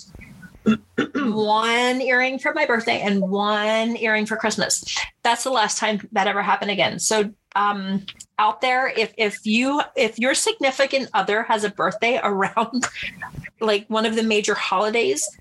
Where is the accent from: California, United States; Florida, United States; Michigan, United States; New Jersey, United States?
New Jersey, United States; I grew up in New Jersey